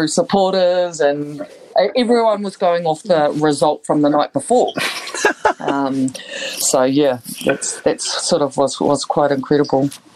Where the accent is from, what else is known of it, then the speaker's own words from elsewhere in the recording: Waikato, New Zealand; the Waikato region where I'm from